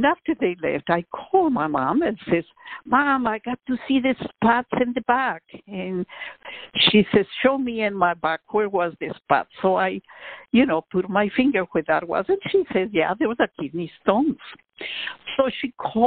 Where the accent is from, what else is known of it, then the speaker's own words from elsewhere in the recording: Quito, Pichincha, Ecuador; also born or lived in Austin, Texas; now in Houston, United States; as you mentioned, I was born in Quito, Ecuador.